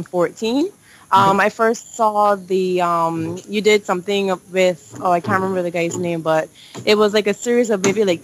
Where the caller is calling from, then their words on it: Barbados; I'm actually calling from Barbados in the Caribbean.